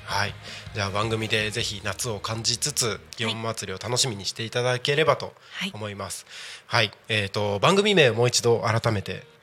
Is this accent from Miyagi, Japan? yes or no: no; Morioka, Iwate, Japan; also born or lived in Takko, Aomori; 中学校高校の時は、岩手県の盛岡市で過ごしたんですよ